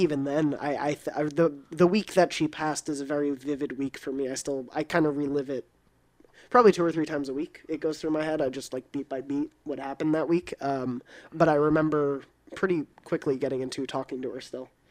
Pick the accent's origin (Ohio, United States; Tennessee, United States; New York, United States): New York, United States; moved away as an adult; also born or lived in Long Island; I was actually born at the N Y U Medical Center, and I went to N Y U